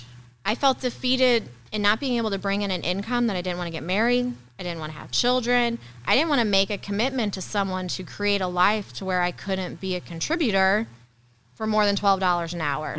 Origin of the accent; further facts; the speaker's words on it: St. Jacob, Illinois, United States; born and raised in St. Jacob.